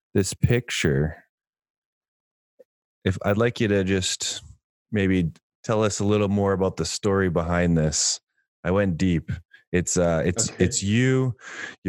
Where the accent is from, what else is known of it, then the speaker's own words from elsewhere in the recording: Saskatoon, Saskatchewan, Canada; I'm from Saskatoon. Saskatoon's a city. And that's right in the middle of Saskatchewan